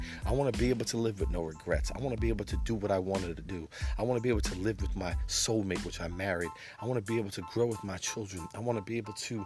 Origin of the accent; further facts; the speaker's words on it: New York City, New York, United States; I'm from Brooklyn, New York. Been around for a while. Grew up on the streets of Brooklyn in the 70s, 80s, and 90s